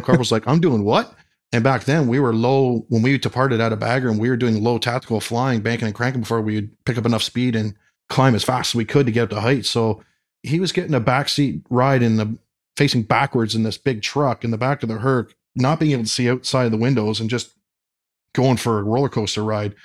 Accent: London, Ontario, Canada; growing up in London, Ontario, they had the London Air Show

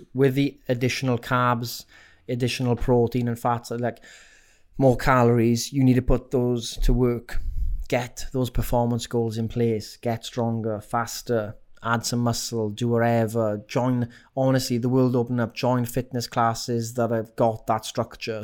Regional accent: Wales, United Kingdom; accent: Welsh; my Welsh accent

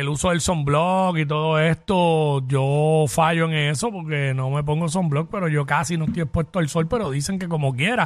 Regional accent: Cabo Rojo, Puerto Rico; mi pueblo allá en Cabo Rojo

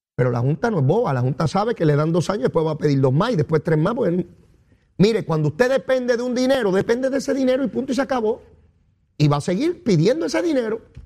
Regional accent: Puerto Rico

